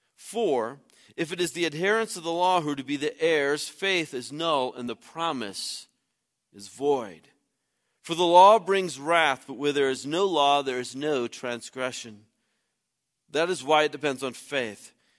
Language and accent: English; Midwest, United States; moved away; I grew up in the Midwest